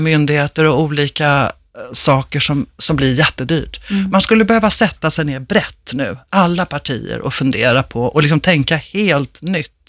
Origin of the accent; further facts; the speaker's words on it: Stockholm, Stockholm County, Sweden; Jag upplever som stockholmare otroligt liksom, stor skillnad om jag är hemma i Enskede eller i city